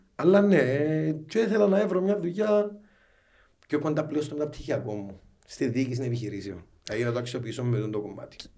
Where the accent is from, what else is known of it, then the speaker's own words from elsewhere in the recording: Larnaca, Larnaca District, Cyprus; moved away as an adult; now in Nicosia, Cyprus; παιδί προσφύγων, ε, μεγάλωσα στη Λάρνακα